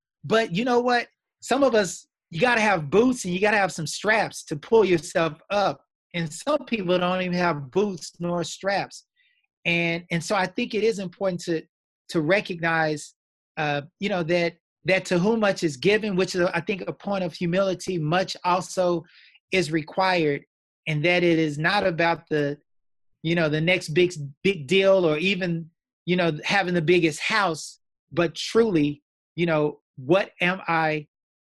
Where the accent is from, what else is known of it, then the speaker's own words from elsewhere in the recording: Austin, Texas, United States; I grew up in Austin, Texas, went to the top high